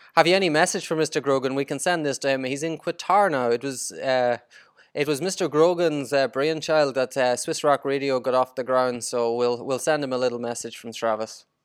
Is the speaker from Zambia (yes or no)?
no; Ireland; I'm, I'm Irish, we don't like basketball.